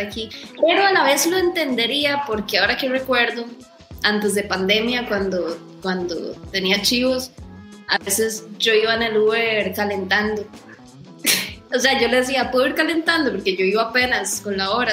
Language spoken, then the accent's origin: Spanish; Costa Rica; somos de Costa Rica